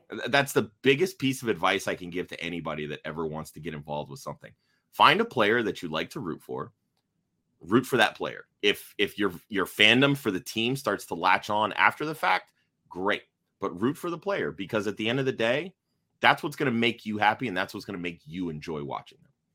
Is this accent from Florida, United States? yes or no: yes; Tampa Bay area, Florida, United States; I grew up outside the Tampa Bay area